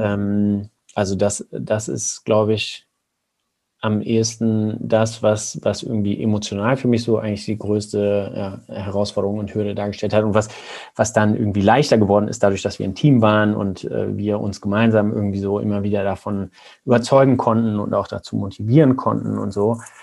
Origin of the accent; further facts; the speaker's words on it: Germany; als Deutsche